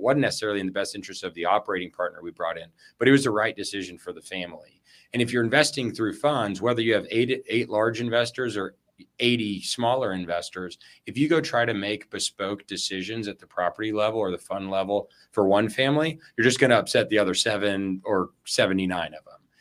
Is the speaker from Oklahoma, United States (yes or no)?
no; El Paso, Texas, United States; now in Austin, United States; I was born and raised in West Texas in El Paso